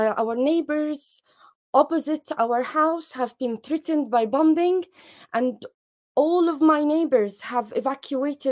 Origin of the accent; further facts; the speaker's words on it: Jabalia, Gaza Strip, Palestine; moved away; I'm from Jabalia refugee camp